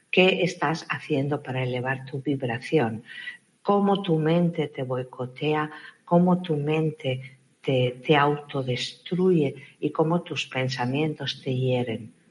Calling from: Argentina

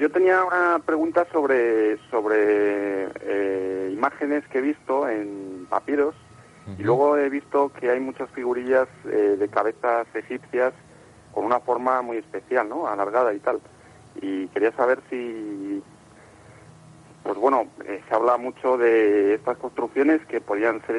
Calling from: Madrid, Community of Madrid, Spain; Pues llamo de Mira Sierra

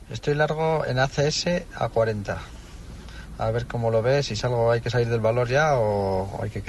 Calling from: Logroño, La Rioja, Spain; hola buenas … de Logroño

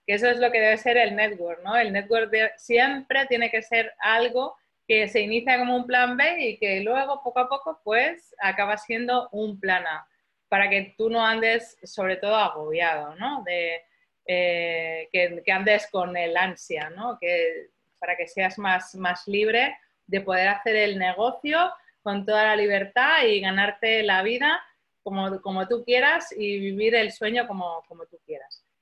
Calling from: Barcelona, Catalonia, Spain; desde Barcelona.

